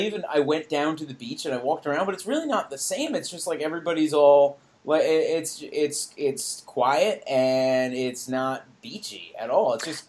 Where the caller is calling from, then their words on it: New York, United States; I would most likely be calling from New York